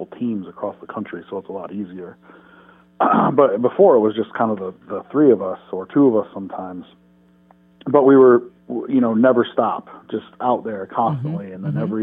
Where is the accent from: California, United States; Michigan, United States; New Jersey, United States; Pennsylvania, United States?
Michigan, United States; Detroit; We're from Michigan, Detroit area